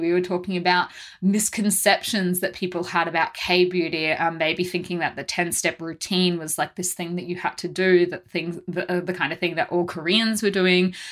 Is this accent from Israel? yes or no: no; Australia; being Australian